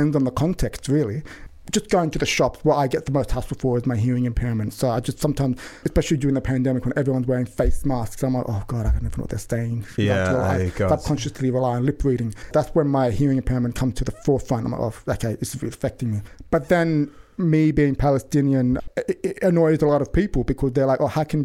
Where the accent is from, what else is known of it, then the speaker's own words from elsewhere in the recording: Sydney, New South Wales, Australia; accent: Western Sydney; growing up in Sydney in the 90s